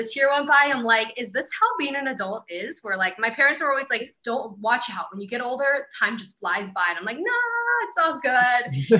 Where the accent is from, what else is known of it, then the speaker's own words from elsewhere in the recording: Ireland; And I'm Irish.